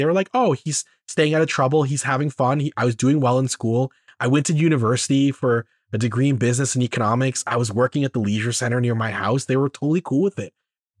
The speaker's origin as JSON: {"language": "English", "country": "Canada", "said": "We should be finding relatability in the fact that we're very Canadian."}